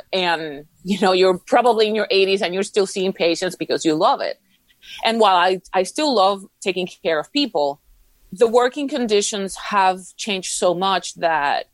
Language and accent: English; Puerto Rico; first language Spanish; English is a second language; now in Houston, United States; I live in Houston, Texas, although I'm originally from Puerto Rico.